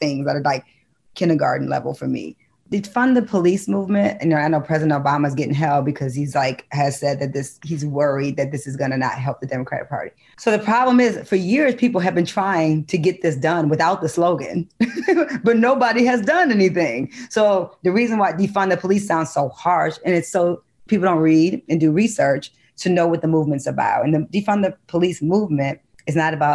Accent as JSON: {"language": "English", "town": "Detroit", "region": "Michigan", "country": "United States", "tie": "born or raised there", "said": "I grew up in Detroit, which is a very black city"}